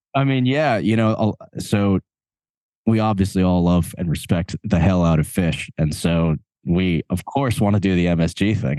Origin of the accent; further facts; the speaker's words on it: Long Island, New York, United States; also born or lived in Asbury Park; we're both from Long Island.